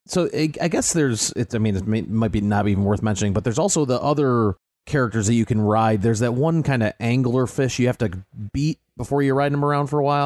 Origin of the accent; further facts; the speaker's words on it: United States; as the American on the show